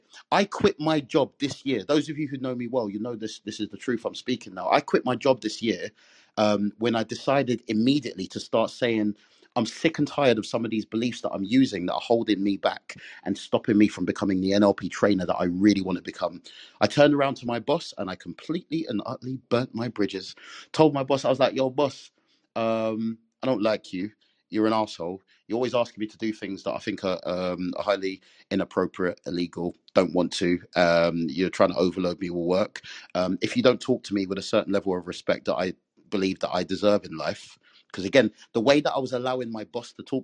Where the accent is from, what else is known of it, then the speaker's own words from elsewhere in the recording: England, United Kingdom; I'm Caribbean. I'm a Jamaican, born and bred in England